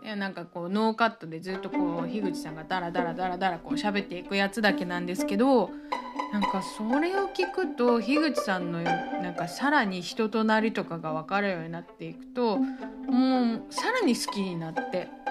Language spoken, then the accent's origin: Japanese; Nagasaki, Japan; moved away; also born or lived in Tokyo; 地元の長崎